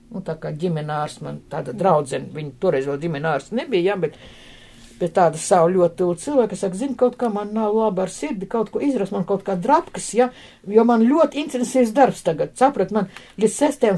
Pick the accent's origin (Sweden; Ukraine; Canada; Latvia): Latvia; mēs esam no Latvijas